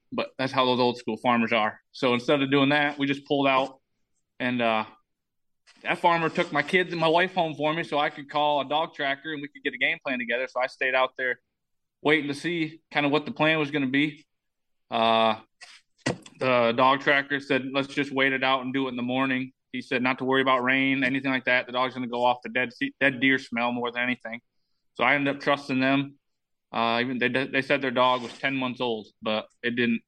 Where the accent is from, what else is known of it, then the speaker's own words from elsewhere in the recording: Michigan, United States; moved away as an adult; now in Iowa, United States; I'm I'm from Michigan